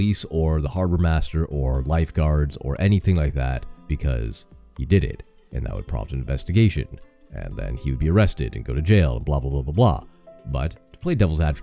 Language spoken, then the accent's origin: English; Canada; I'm Canadian.